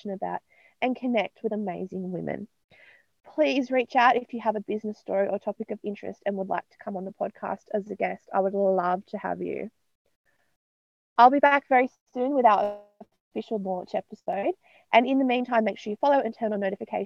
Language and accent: English; Newcastle, New South Wales, Australia; now in Hawkesbury, Australia; I'm from Newcastle in New South Wales, but I'm currently based in the Hawkesbury area of Western Sydney.